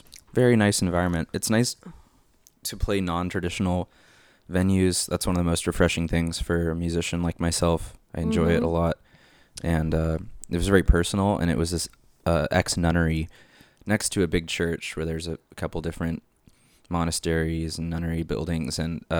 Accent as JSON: {"language": "English", "town": "Long Beach", "region": "California", "country": "United States", "said": "Yeah, I'm originally from Long Beach, LA County."}